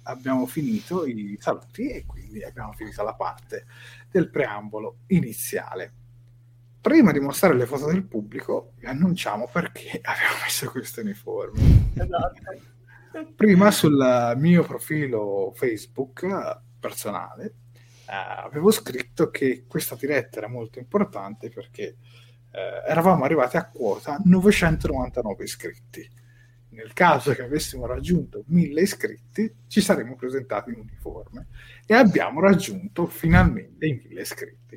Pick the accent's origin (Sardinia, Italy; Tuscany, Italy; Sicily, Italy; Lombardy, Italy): Tuscany, Italy; da toscano